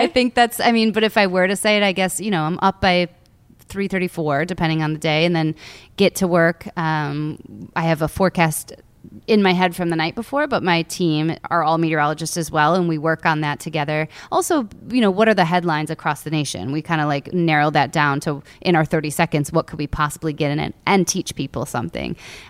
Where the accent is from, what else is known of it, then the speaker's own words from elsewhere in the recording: United States; So I grew up on Lake Michigan and I watched thunderstorms come across the lake one summer.